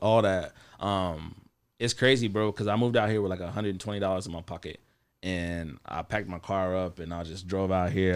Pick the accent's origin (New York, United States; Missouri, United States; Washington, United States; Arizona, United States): Missouri, United States; Columbia; also born or lived in Kansas City, Missouri; I was born in Kansas City, Missouri, Jackson County, and then I was, uh, raised in Columbia, Missouri.